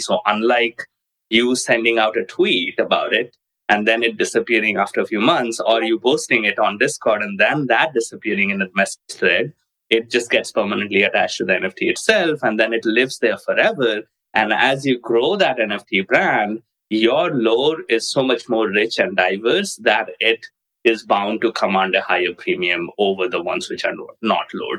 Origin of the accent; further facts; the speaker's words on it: India; moved away; I grew up in India and then moved away